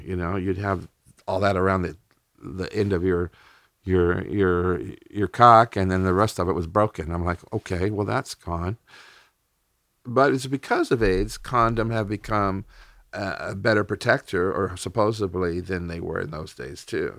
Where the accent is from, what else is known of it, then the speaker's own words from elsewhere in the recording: United States; as an American